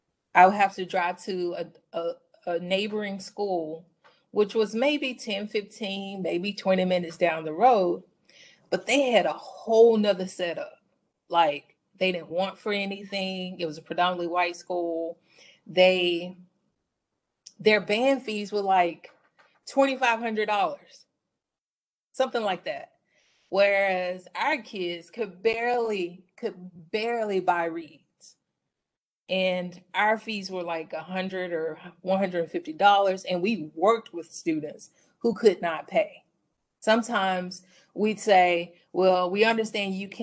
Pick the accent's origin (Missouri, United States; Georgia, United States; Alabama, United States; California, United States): Alabama, United States; Mobile; moved away as an adult; also born or lived in Illinois / Indiana; now in Arizona, United States; I'm from Mobile, Alabama, the South, where just like other regions of the country, schooling is very segregated